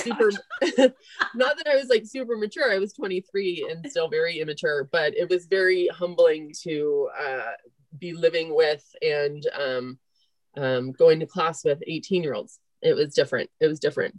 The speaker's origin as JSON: {"language": "English", "area": "Marin County", "region": "California", "country": "United States", "tie": "born or raised there", "also_born_or_lived": "Ireland", "said": "I grew up in Marin County, went to high school in Marin County"}